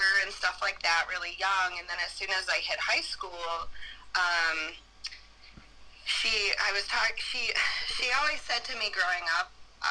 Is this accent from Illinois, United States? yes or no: yes; outside of Chicago, Illinois, United States; I grew up outside of Chicago